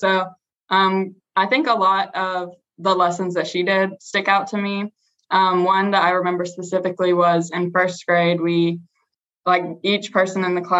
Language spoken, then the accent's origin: English; Morganton, North Carolina, United States; I'm from Morganton, North Carolina.